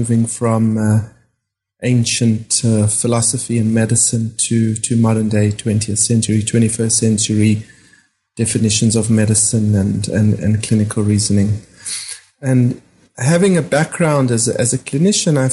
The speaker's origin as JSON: {"language": "English", "country": "South Africa", "tie": "born or raised there", "moved": "as an adult", "said": "growing up in South Africa and being trained as a doctor in South Africa"}